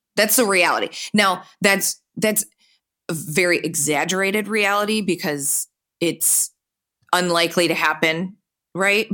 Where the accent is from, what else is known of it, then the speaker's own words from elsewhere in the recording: Birmingham, Michigan, United States; I grew up just outside of Detroit, about twenty minutes away, in, um, a beautiful town called Birmingham